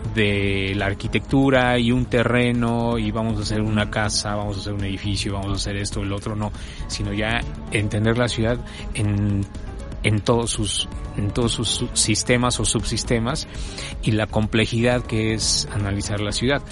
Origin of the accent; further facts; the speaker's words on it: Mexico City, Mexico; also born or lived in Puebla; yo nací aquí en México, en la Ciudad de México, en el, en el año de 1969